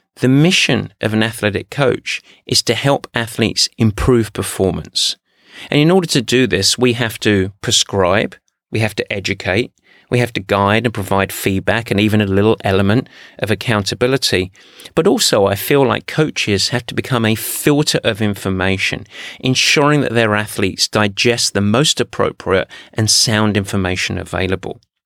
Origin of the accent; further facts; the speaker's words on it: England, United Kingdom; especially as I'm English